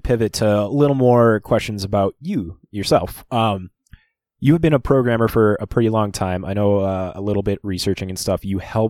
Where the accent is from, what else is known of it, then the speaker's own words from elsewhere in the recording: Fargo, North Dakota, United States; we're from the Midwest. We're from Fargo, North Dakota here. I don't know if you can tell by our accents or anything like